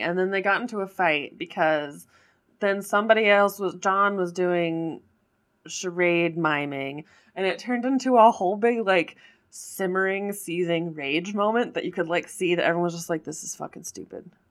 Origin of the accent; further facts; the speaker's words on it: Colorado, United States; I grew up in Colorado and I cannot ski